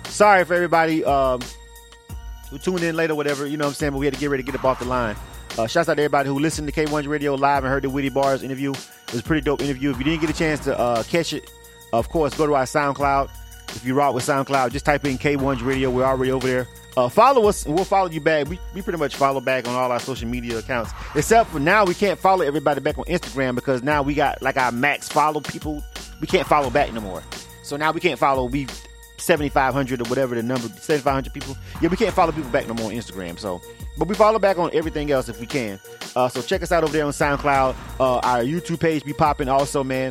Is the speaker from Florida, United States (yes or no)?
yes; Florida, United States; I'm born and raised in Florida